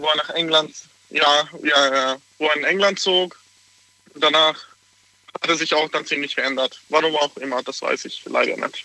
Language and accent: German; Hungary; now in Pforzheim, Germany; ich komme aus Ungarn